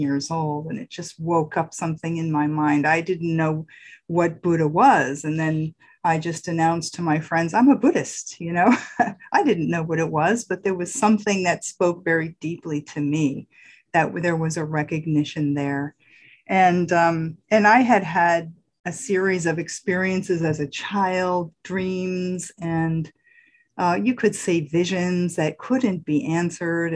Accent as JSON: {"language": "English", "area": "Hudson Valley", "region": "New York", "country": "United States", "tie": "born or raised there", "said": "I grew up in the Hudson Valley of New York"}